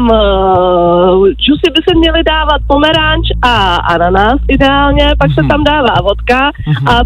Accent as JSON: {"language": "Czech", "region": "Prague", "country": "Czechia", "said": "jsme z Prahy, nejsem nějaký jako vesnice"}